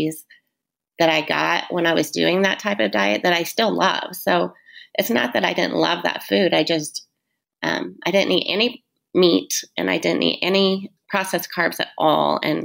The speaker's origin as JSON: {"language": "English", "region": "Southern Indiana", "country": "United States", "tie": "born or raised there", "lives_now": "Fishers, United States", "said": "we're all from Southern Indiana and growing up the way that we did"}